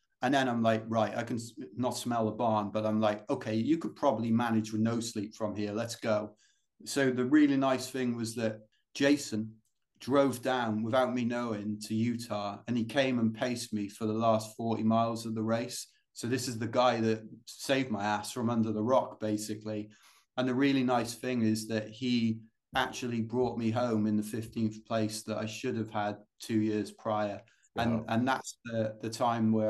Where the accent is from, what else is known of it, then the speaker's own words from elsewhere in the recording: London, United Kingdom; accent: British; We don't get any of these in London